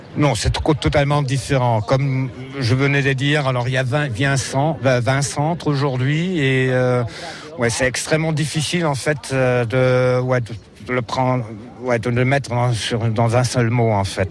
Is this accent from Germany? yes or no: yes; Germany; accent: German; French is a second language; also born or lived in France / Netherlands / Bavaria; pour un Allemand, j'espère, alors mon accent n'est pas trop grave